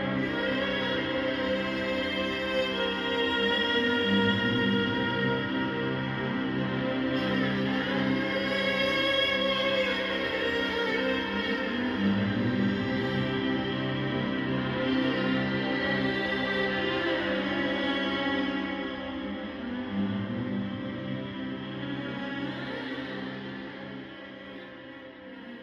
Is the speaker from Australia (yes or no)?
yes; Melbourne, Victoria, Australia; also born or lived in Middle East / Wellington, New Zealand; I've grown up here, right? Like I am Australian, I am Melburnian.